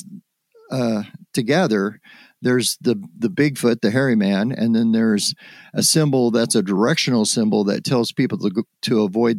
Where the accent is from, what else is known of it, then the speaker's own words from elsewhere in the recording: Summerville, Oregon, United States; where I grew up in Somerville, Oregon, was only about 15 miles south of where the Freeman film was shot